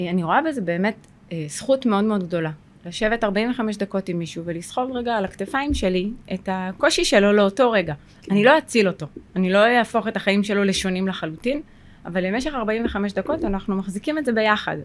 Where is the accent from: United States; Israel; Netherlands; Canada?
Israel; Sderot, Southern District; אני גרה בשדרות, נולדתי בשדרות